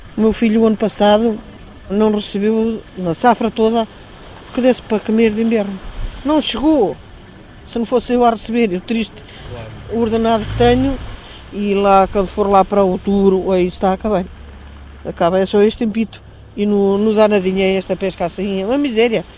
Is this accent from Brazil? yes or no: no; Praia de Mira, Centro, Portugal; born or raised there